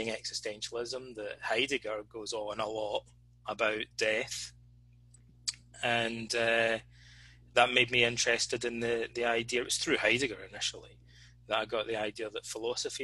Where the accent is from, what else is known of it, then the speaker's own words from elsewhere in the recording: Alloway, Scotland, United Kingdom; Freemasonry is very popular in Scotland, or it was when I was a kid anyway, and particularly in my hometown, because it's the birthplace of Robert Burns, the national bard